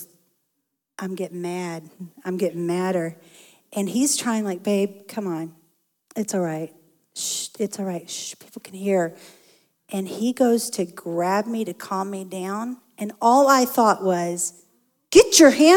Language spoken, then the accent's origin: English; Texas, United States; I grew up in Texas. We fry everything.